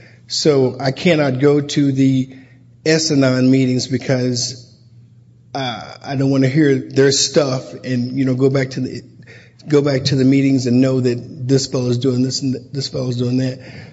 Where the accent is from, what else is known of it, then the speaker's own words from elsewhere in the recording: St. Louis, Missouri, United States; I am a sexaholic from St. Louis.